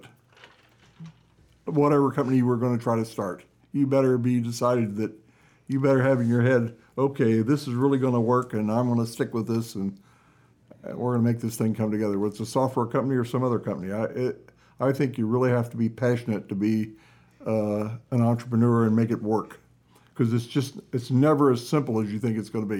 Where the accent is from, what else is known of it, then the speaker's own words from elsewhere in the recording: Carlinville, Illinois, United States; also born or lived in Alton, Illinois / Springfield, Illinois; I was born in Alton, Illinois, about ah. 30 miles, 35 miles south of Carlinville